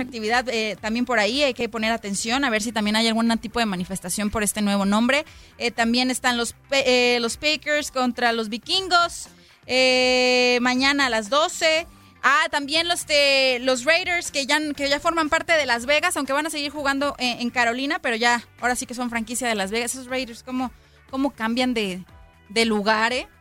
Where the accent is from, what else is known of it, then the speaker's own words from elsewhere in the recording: Mexico; los que somos mexicanos